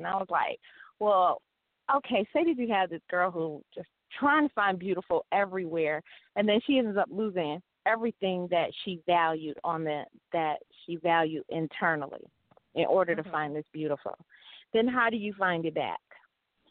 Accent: Detroit, Michigan, United States; I was a ghetto girl because I grew up in Detroit.

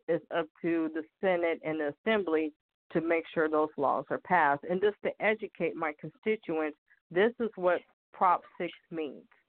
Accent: California, United States; I was born and raised in California

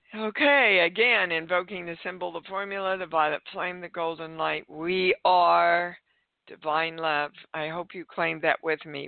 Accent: Kansas, United States; I was raised in Kansas

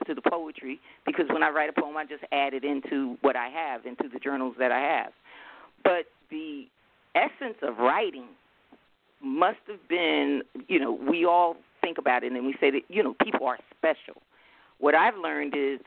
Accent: Newark, New Jersey, United States; I grew up in the South Ward district of Newark, New Jersey, Brick City

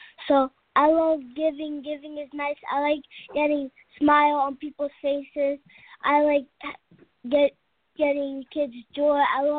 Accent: New Jersey, United States; I am from New Jersey.

